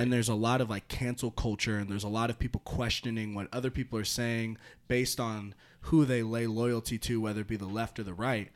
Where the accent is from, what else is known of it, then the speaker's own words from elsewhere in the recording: Santa Rosa, California, United States; moved away; I'm from Northern California